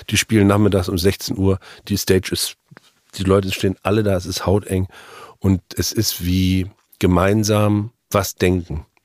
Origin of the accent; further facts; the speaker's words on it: Mecklenburg-Vorpommern, Germany; Das, für mich als Mecklenburger ist es extrem schleswig-holsteinisch.